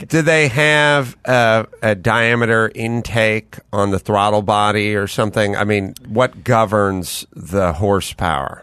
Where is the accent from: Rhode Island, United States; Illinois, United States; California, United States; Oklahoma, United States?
California, United States; North Hollywood; I'm from North Hollywood